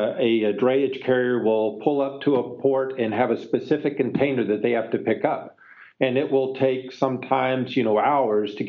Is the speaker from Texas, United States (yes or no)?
yes; Texas, United States; now in Pleasanton, United States; Pleasanton, California, although I grew up in Texas, so I'm a native Texan.